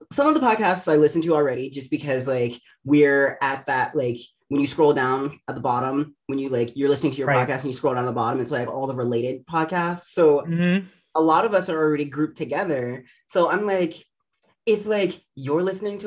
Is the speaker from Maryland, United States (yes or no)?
yes; Baltimore, Maryland, United States; moved away; also born or lived in New York; I'm originally from Baltimore. I grew up in like the suburbs of Baltimore